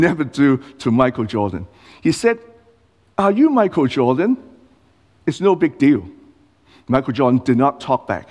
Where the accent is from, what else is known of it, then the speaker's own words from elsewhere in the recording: Hong Kong; now in Australia; I'm not born in Australia. I was born in Hong Kong